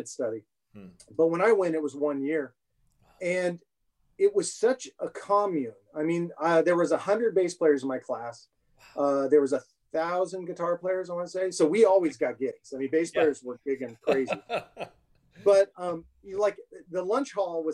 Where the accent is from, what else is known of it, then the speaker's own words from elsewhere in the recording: Chico, California, United States; moved away as an adult; I was born up in Chico, California.